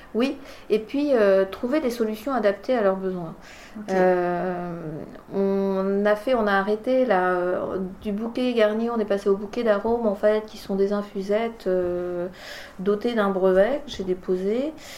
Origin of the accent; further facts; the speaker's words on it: France; also born or lived in Bordeaux; on est revenu en 76 dans la région et j'ai grandi ici